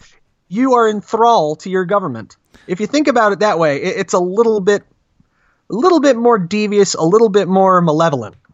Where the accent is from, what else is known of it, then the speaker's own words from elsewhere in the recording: New Jersey, United States; now in Arizona, United States; Was actually born and raised in Jersey